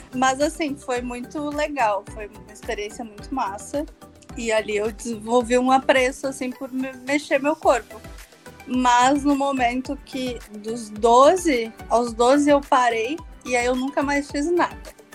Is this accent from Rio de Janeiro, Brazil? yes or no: no; Porto Alegre, Rio Grande do Sul, Brazil; eu sou de Porto Alegre, então eu sou do Rio Grande do Sul, sul, sul, sul desse país.